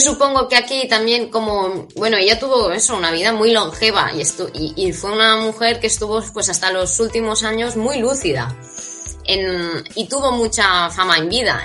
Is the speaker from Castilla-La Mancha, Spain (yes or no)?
no; Catalonia, Spain; yo soy de Cataluña